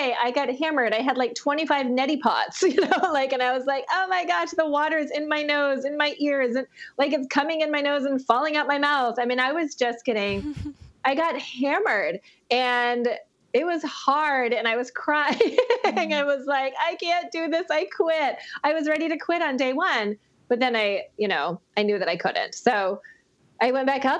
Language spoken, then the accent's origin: English; Maine, United States; I grew up in Maine.